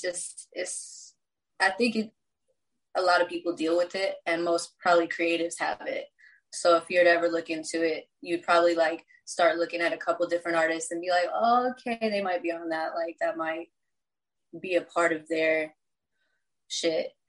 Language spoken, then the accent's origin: English; Texas, United States; now in Los Angeles, United States; I was born here. I was raised in Texas.